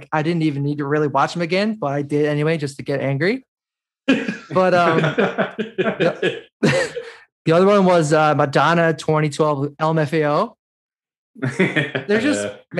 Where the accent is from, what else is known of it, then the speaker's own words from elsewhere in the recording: Newfoundland and Labrador, Canada; As a Newfoundlander